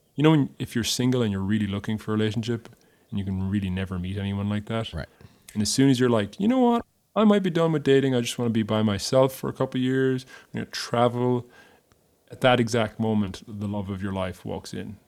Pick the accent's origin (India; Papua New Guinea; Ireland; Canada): Ireland; moved away as an adult; now in Nashville, United States; I am an Irishman abroad. I am foreign. I'm exotic. I come from somewhere else